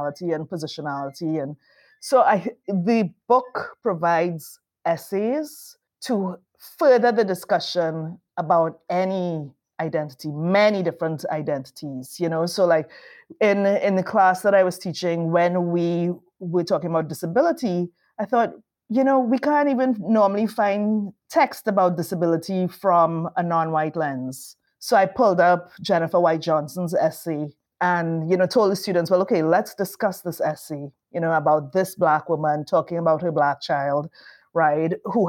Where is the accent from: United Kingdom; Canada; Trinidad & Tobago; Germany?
Trinidad & Tobago; moved away; we're Trinidadian